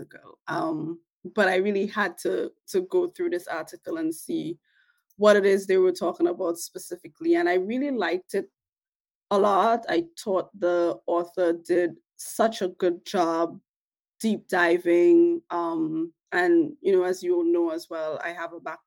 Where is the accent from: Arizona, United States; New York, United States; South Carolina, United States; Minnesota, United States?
New York, United States; New York City; I'm from Weeksville.